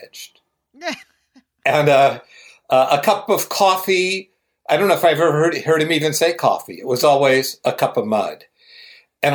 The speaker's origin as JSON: {"language": "English", "region": "Ohio", "country": "United States", "said": "I'm from Ohio, just at the part of Ohio where the foothills of the Appalachians start"}